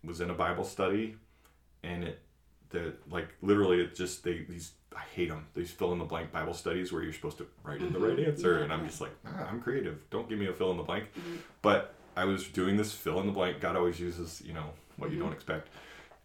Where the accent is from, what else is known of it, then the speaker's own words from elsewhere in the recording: New England, United States; moved away as an adult; also born or lived in Maine / Indiana / New Mexico / North Carolina; now in Michigan, United States; I grew up in New England. I was calling mom back in Massachusetts.